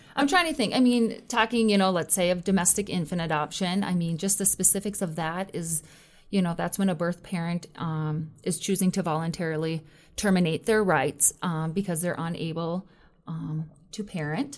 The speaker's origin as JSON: {"language": "English", "region": "Minnesota", "country": "United States", "moved": "yes", "said": "I'm originally from Minnesota"}